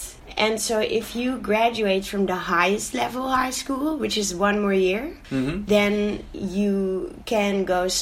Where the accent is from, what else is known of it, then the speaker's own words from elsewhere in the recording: Netherlands; moved away as an adult; also born or lived in Algeria; now in Barcelona, Spain; I was born in Algeria, and when I was 1 year old, I moved to the Netherlands with my mom